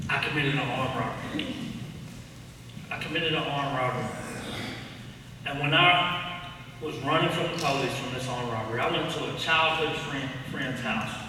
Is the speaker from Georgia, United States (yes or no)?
yes; Cartersville, Georgia, United States; I grew up in Cartersville, Georgia, about an hour south of there, not far. And I grew up in the rough side of town.